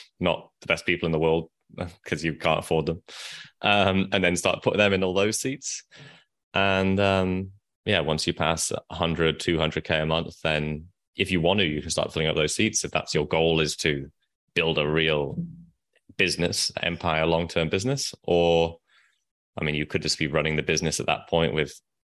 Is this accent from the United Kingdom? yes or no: yes; Nottingham, East Midlands, United Kingdom; now in Vietnam; I'm from the UK. I grew up in Nottingham, where Robin Hood is from.